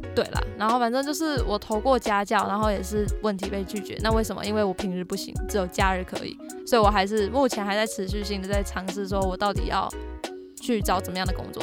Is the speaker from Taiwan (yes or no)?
yes; Hsinchu, Taiwan; moved away as an adult; now in Taipei, Taiwan; 我是在台北读大学嘛，啊，我老家在新竹